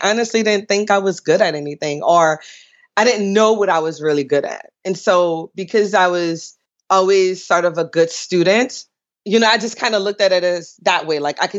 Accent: New Orleans, Louisiana, United States; I grew up in New Orleans. We sort of identify with the wards, which are actually voting wards. So I grew up in the 7th ward, New Orleans, which the time now I grew up was predominantly black or all black, maybe.

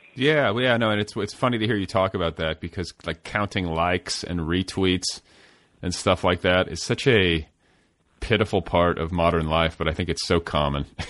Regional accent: Indiana, United States; moved away as an adult; also born or lived in Boulder, Colorado; when I moved to Colorado to go to college, for instance, I was this kid from Indiana

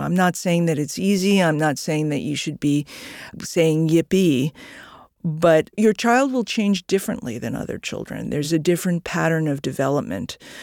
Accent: New York, United States; I'm a New Yorker

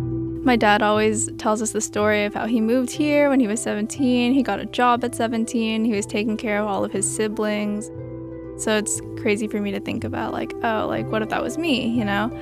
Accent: California, United States; I was born here, and my parents were both born and raised in the Philippines.

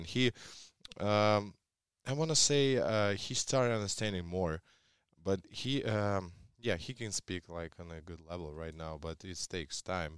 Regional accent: Russia; English is a second language; moved away; when I grew up in Russia, everyone followed the national team

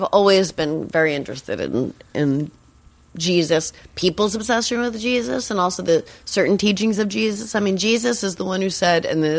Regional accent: Boston, Massachusetts, United States; I say gay. I'm from Boston. I say gay.

